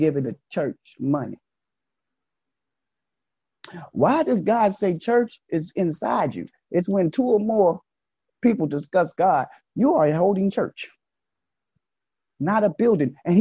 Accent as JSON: {"language": "English", "town": "New York City", "region": "New York", "country": "United States", "tie": "born or raised there", "said": "Growing up in Brooklyn"}